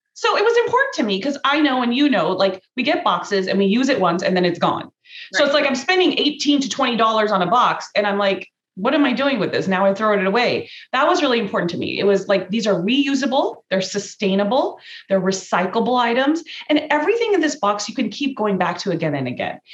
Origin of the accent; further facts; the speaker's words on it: Cerritos, California, United States; I was born in Cerritos, California. I was raised in Cerritos